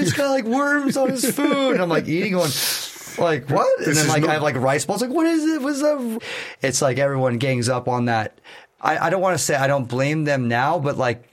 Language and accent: English; Newport Beach, California, United States; also born or lived in Miami, Florida; when I was one, my mom moved to the other side of America, and she's like, all right, I'll pick Newport Beach